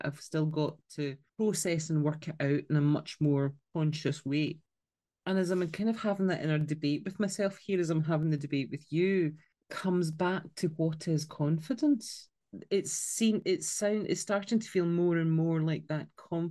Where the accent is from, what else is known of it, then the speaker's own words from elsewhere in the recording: Scotland, United Kingdom; accent: Scottish; my Scottish accent